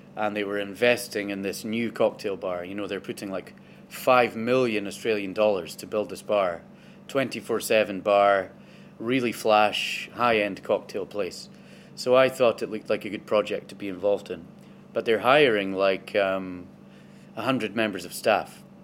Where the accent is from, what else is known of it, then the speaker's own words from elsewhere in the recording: Inverness, Scotland, United Kingdom; i am from Inverness originally. That's where I was born and where I grew up.